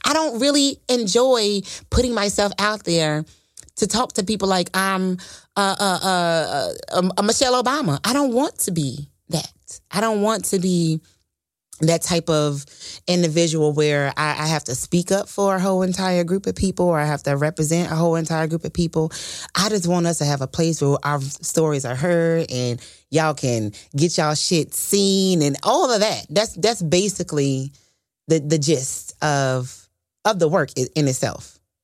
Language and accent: English; Fort Worth, Texas, United States; from Fort Worth, Texas